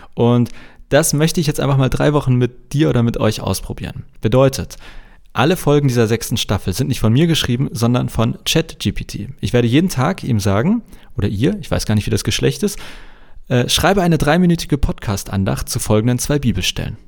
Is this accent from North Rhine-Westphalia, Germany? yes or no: no; Hamburg, Germany; als Hamburger